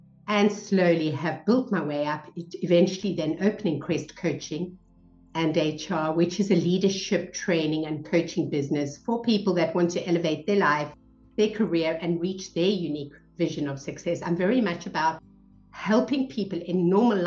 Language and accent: English; Cape Town, Western Cape, South Africa; moved away as an adult; I was brought up in South Africa. So we moved around a lot and I spent most of my life in Cape Town, South Africa